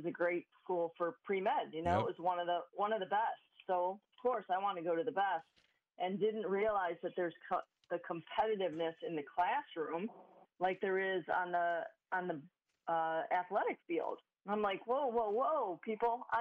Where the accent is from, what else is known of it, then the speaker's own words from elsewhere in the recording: Euclid, Ohio, United States; I grew up in Euclid, Ohio, little suburb of Cleveland